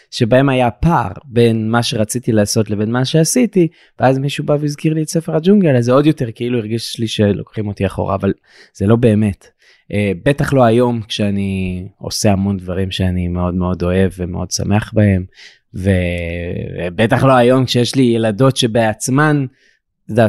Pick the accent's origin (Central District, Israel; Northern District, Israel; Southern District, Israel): Southern District, Israel; Dimona; אני מדימונה